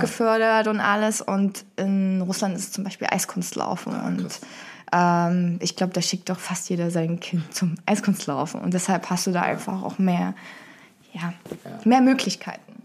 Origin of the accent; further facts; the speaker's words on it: Dresden, Saxony, Germany; moved away as an adult; now in Cologne, Germany; Ich ähm, komme ursprünglich aus Dresden, ähm, bin dann vor anderthalb Jahren nach Köln gezogen bezüglich der Arbeit